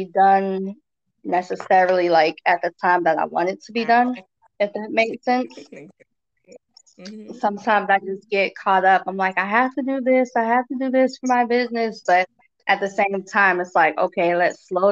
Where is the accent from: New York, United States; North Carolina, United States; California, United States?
North Carolina, United States; I'm from North Carolina.